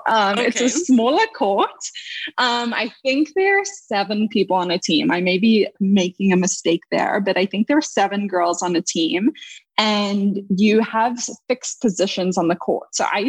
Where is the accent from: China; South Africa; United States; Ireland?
South Africa; Cape Town, Western Cape; I grew up in Cape Town, South Africa, a beautiful little place, you know, at the southern tip of Africa